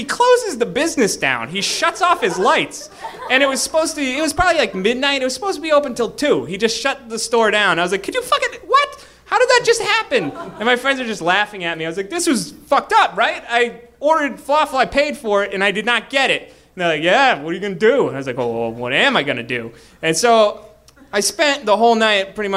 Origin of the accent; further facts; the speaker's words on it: Boston, Massachusetts, United States; I'm from Boston